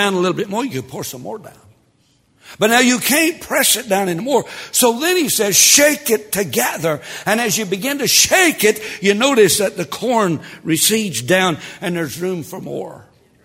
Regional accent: Tennessee, United States; I was raised in Tennessee

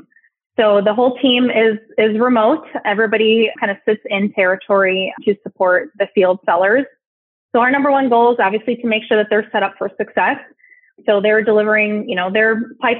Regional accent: Chicago, Illinois, United States; moved away as an adult; now in Southern California, United States; So I am in Southern California, but I'm originally from Chicago. I made my move to the West Coast about 4 years ago, but I will always be a Midwesterner at heart

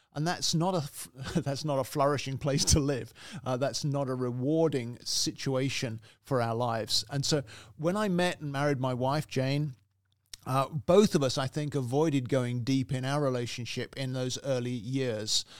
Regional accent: England, United Kingdom; also born or lived in Canada; now in United States; originally I'm from the U K, I'm British, and, uh, I'm also Canadian, incidentally. So I have three, uh, nationalities, three citizenships, but originally from England.

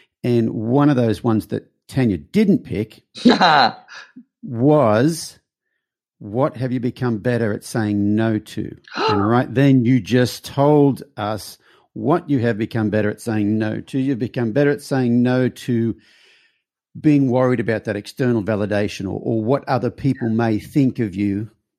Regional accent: Australia; So I'm Australian, so.

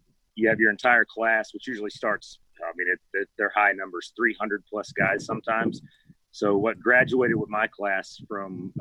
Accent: Georgia, United States; moved away as an adult; now in Virginia Beach, United States; so just a country boy growing up in Georgia

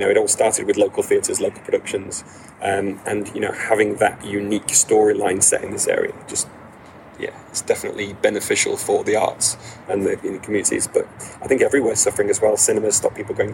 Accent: Bolton, North West England, United Kingdom; I was born and raised in Bolton. Um, I'm, a Bol- I'm a Boltonian

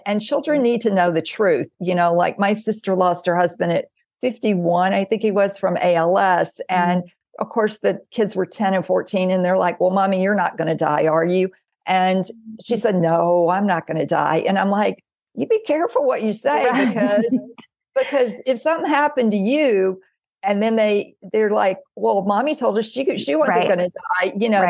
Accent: the South, United States; Okay, I am 58 years old. It's like I didn't come here to please her, but I was told I did. And I grew up in the South.

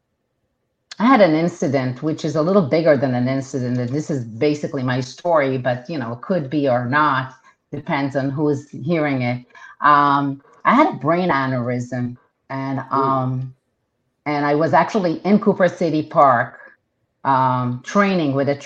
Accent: Israel; first language Hebrew; English is a second language; moved away as an adult; now in United States; Hebrew is my primary language. And I was born and raised in Israel. Went to the army. And when that was done, I came to the United States

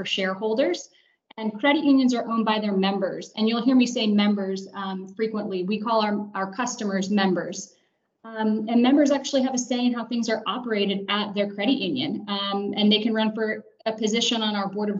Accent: Florida, United States; moved away as an adult; now in Atlanta, United States; I'm originally from Florida, graduated from the University of Central Florida in Orlando.

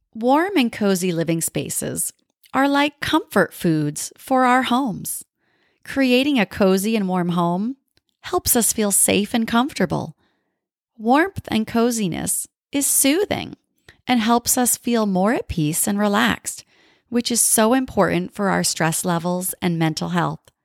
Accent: New England, United States; now in Southern California, United States; I grew up in New England with all the beautiful colors of fall

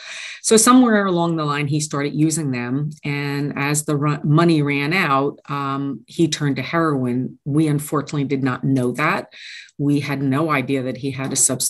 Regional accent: Oradell, New Jersey, United States; also born or lived in Midland Park / Allendale; I grew up in Oradell, lived in Midland Park, moved to Allendale

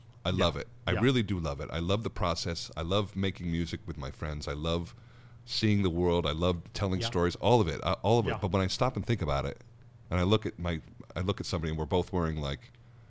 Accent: United States; I'm an American

